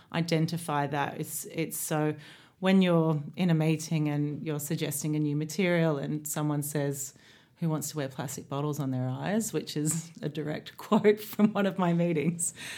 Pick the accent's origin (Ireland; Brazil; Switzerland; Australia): Australia; moved away as an adult; also born or lived in London; now in Ibiza, Spain; being Australian